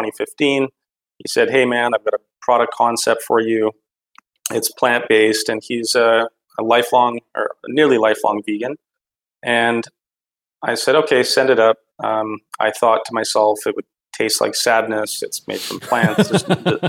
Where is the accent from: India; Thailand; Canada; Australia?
Canada; Calgary, Alberta; born and raised in Canada and mostly grew up in Calgary, Alberta